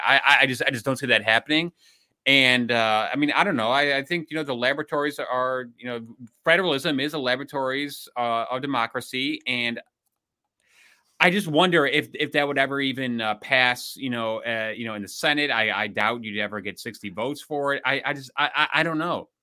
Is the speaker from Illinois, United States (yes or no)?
yes; Illinois, United States; Illinois, I hate to say it, my home state